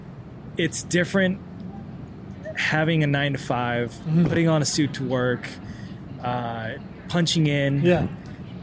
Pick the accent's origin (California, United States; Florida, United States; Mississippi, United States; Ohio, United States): California, United States; in LA, in my home state